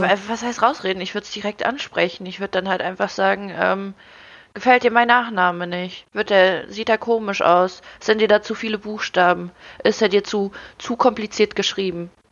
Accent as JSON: {"language": "German", "country": "Ukraine", "tie": "born or raised there", "moved": "yes", "lives_now": "Germany", "said": "ich wurde in der Ukraine geboren, für mich waren andere Sachen vollkommen normal, bevor ich hier nach Deutschland gekommen bin"}